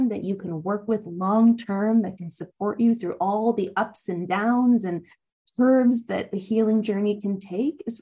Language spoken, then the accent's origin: English; Spokane, Washington, United States; moved away as an adult; now in New York, United States; I grew up in Washington State.